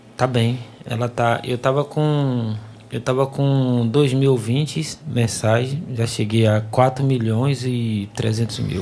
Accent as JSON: {"language": "Portuguese", "town": "Nazaré", "region": "Bahia", "country": "Brazil", "tie": "born or raised there", "moved": "as an adult", "lives_now": "Salvador, Brazil", "said": "na minha cidade natal, Nazaré das Farinhas"}